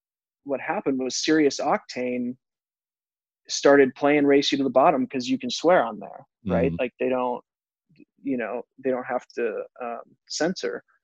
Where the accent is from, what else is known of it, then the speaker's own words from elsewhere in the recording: Minneapolis, Minnesota, United States; I'm originally from Minnesota, from Minneapolis, Minnesota